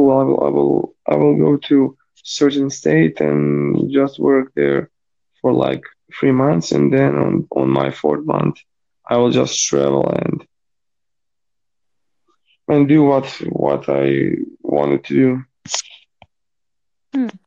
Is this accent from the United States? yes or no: no; Croatia; Croatia, in Europe.